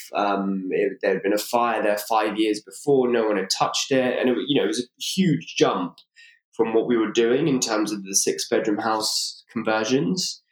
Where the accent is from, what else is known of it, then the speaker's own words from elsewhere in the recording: London, United Kingdom; born and raised in London.